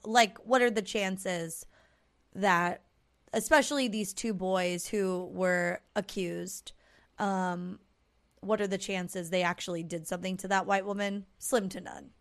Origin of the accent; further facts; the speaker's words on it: Southern California, United States; we're an orange, not a peach